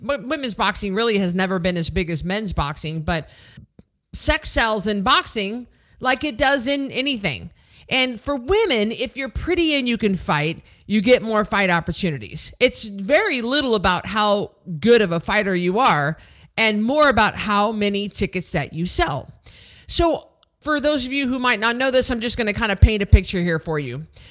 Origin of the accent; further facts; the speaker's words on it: Memphis, Tennessee, United States; this was my hometown. I was the hometown girl, the hometown hero